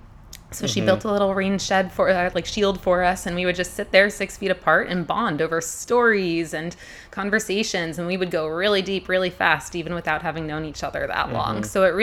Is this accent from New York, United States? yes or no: no; Massachusetts, United States; moved away as an adult; also born or lived in Utah; now in Hood River, United States; My pronouns are she, her. I'm originally from the East Coast. I'm one of them New Englanders, Massachusetts, born and raised. Went out to Utah for a few years after college.